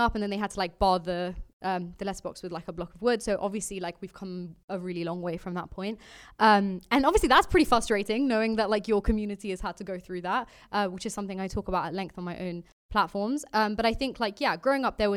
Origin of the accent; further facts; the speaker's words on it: London, United Kingdom; also born or lived in Walthamstow; I was born in Walthamstow, grew up in North London